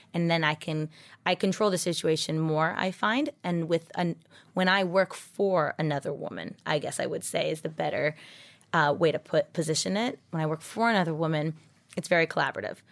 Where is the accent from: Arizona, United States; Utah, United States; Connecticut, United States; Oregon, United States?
Oregon, United States; moved away as an adult; also born or lived in Las Vegas; I'm from Oregon, but I went to U N L V for my event planning and hospitality